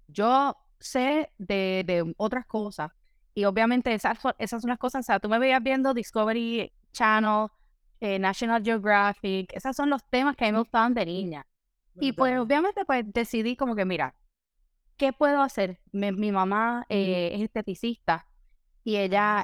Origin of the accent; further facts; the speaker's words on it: San Juan, Puerto Rico; moved away as an adult; now in Miami, United States; soy obviamente originalmente de San Juan, Puerto Rico. Eh, allá me crié, nací, eh, estuve viviendo hasta que me gradué de la universidad